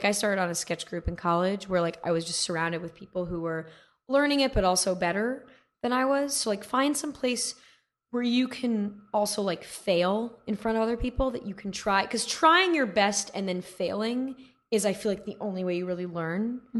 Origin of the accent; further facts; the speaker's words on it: Manhattan Beach, California, United States; also born or lived in New York; I'm from Manhattan Beach.